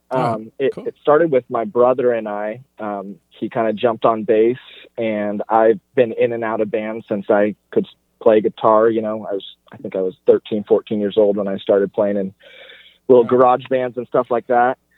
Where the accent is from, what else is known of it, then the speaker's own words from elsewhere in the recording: Sacramento, California, United States; born there; I was born in Sacramento. We have family in Sacramento.